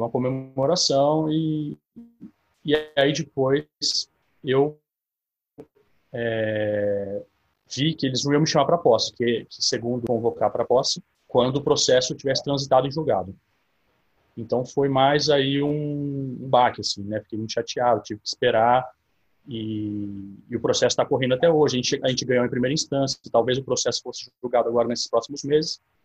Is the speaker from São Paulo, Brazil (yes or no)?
yes; São Carlos, São Paulo, Brazil; eu sou nascido em São Carlos, né, no interior de São Paulo. Eu tenho 32 anos. Eu fiquei aqui até, até os meus 19 anos